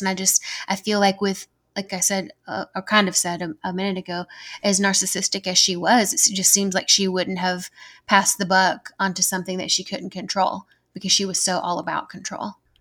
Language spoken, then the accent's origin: English; Georgia, United States; accent: southern; I'm from Georgia